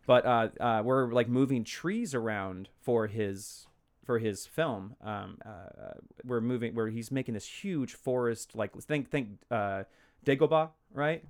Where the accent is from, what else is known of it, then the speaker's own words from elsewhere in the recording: Fort Worth, Texas, United States; moved away as an adult; also born or lived in Los Angeles; now in Portland, United States; I grew up in, uh, Texas. I was born in Fort Worth